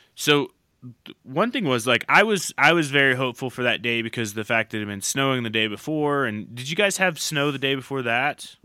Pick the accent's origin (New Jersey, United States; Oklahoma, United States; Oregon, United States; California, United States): Oklahoma, United States; growing up in Oklahoma